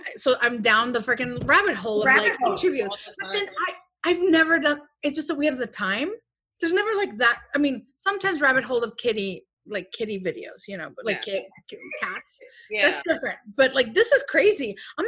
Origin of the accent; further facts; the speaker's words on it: Chicago, Illinois, United States; Since 2005, I've known him. We're from Chicago.